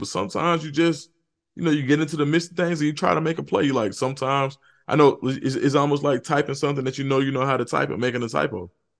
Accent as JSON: {"language": "English", "town": "Atlanta", "region": "Georgia", "country": "United States", "tie": "born or raised there", "said": "I'm from Atlanta. Went to Atlanta Fulton County Stadium growing up, watching the Falcons and the Braves."}